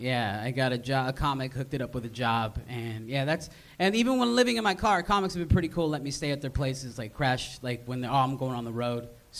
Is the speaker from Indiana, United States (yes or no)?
no; Stockton, California, United States; I'm not from the South. I'm from Stockton, California. So this is a cherry-picking mullet. This is an agricultural mullet, all right?